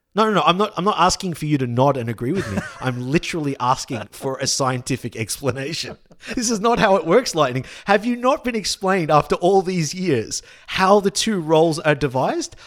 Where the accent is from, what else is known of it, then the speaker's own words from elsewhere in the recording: Australia; we as an Australian public